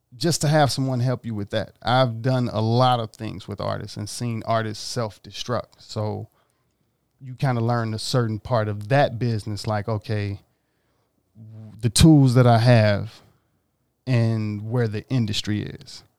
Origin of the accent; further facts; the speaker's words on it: Mississippi, United States; now in Los Angeles, United States; I grew up in Mississippi